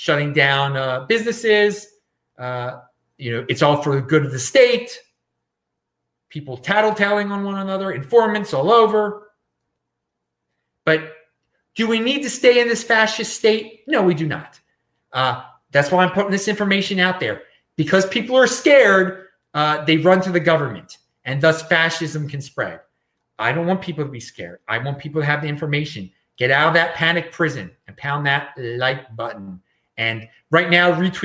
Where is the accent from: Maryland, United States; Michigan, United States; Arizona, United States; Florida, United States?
Maryland, United States; Baltimore; moved away; I am from Baltimore originally